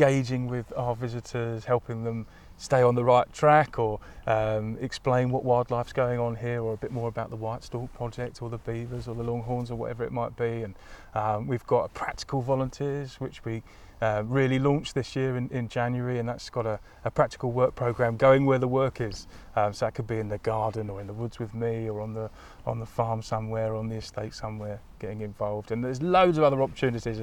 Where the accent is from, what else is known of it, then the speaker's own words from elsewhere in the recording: Crawley, South East England, United Kingdom; I grew up in a town not too far from here in West Sussex